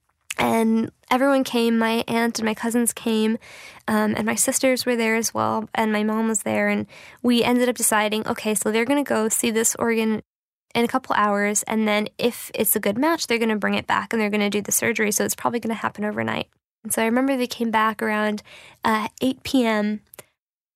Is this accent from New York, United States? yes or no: yes; New York City, New York, United States; I'm from New York City. I was 8 years old when 9/11 happened